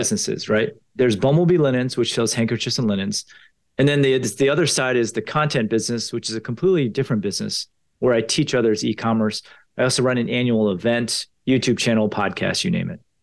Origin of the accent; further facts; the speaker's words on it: Potomac, Maryland, United States; I grew up in Potomac, Maryland